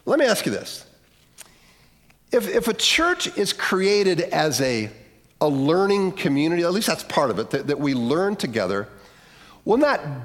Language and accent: English; Lorain, Ohio, United States; my hometown, Leary, Ohio